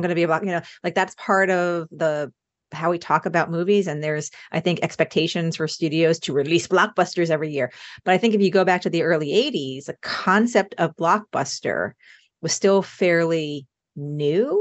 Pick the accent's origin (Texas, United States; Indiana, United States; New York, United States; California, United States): New York, United States; Long Island; I grew up on Long Island outside the city